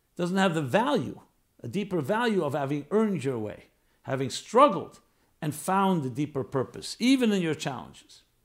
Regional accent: New York, United States; I'm a New York boy. I grew up in New York in a city

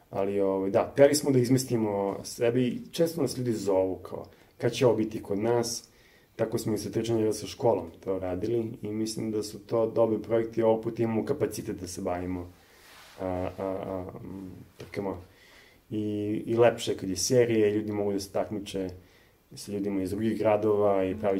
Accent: Serbia; Kod nas u Srbiji

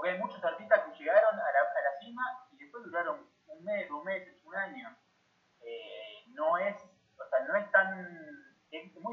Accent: Argentina

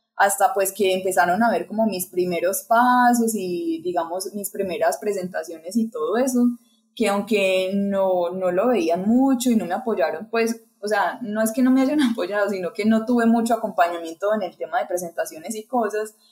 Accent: Colombia; aquí en mi país

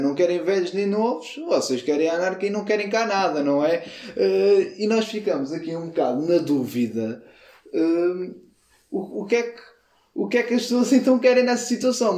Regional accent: Aveiras, Lisbon, Portugal; E eu sou de Aveiras, que é muito perto da Zambuja.

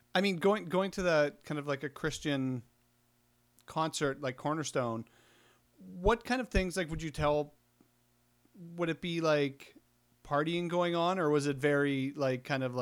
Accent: Southeast Saskatchewan, Canada; also born or lived in Estevan; now in Winnipeg, Canada; I grew up in Southeast Saskatchewan

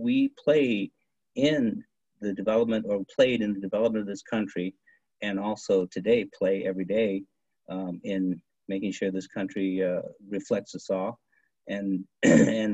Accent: Grand Rapids, Michigan, United States; also born or lived in Texas; came up here at an early age of 3 years old to Michigan, following the migrant farm worker stream, and settled out here in Grand Rapids. I really know it's Grand Rapids.

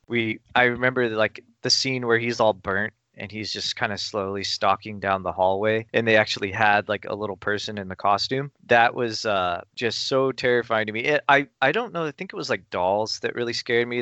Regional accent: Burbank, California, United States; I grew up in Burbank, which is kind of a, you know, it's kind of a mecca for film production and stuff

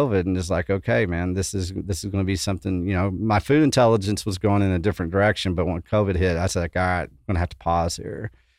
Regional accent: West Texas, United States; moved away; also born or lived in Austin, Texas; I come from West Texas. When I got to Austin, you know, I started pursuing, you know, the water because I grew up in West Texas. It's freaking desert.

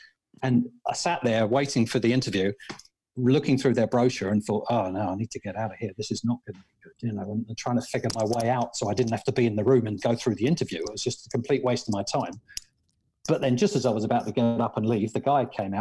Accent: Radlett, East of England, United Kingdom; In the UK, just outside London, in a place called Radlett

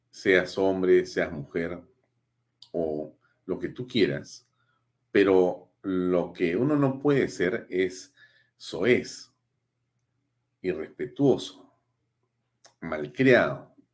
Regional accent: Peru; con quien tenemos evidentemente, como muchos peruanos, una distancia enorme en la forma en que se conduce pública y políticamente

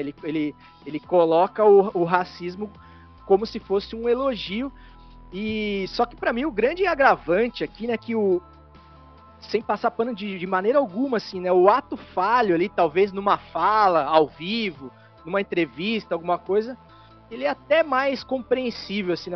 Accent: interior of São Paulo, Brazil; now in Santa Catarina, Brazil; eu sou do interior de São Paulo

